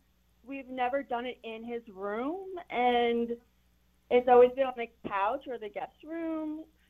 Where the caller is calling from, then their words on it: Chesapeake, Virginia, United States; I am calling from Chesapeake.